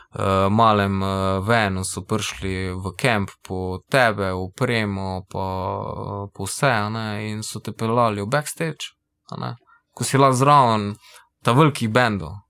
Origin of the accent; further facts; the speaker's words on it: Velenje, Savinja, Slovenia; mi smo iz Velenja, pa imamo tisto neko svojo savinsko sceno